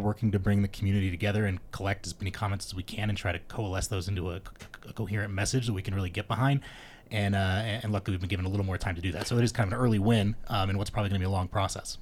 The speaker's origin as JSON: {"language": "English", "area": "Davis County", "region": "Utah", "country": "United States", "tie": "born or raised there", "also_born_or_lived": "Rose Park, Salt Lake City", "lives_now": "Salt Lake City, United States", "said": "I grew up in Davis County"}